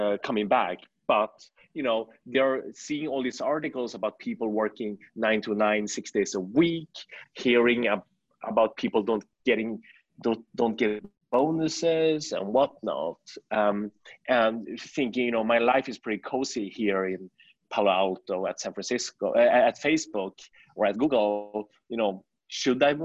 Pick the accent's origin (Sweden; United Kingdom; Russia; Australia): Sweden; moved away as an adult; also born or lived in China / New York, United States; now in Shanghai, China; I was born in China. I moved to Sweden when I was 6 years old.